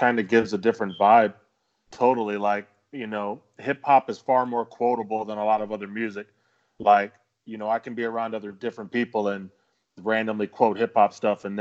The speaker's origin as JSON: {"language": "English", "region": "the South", "country": "United States", "tie": "born or raised there", "said": "we grew up here in the South"}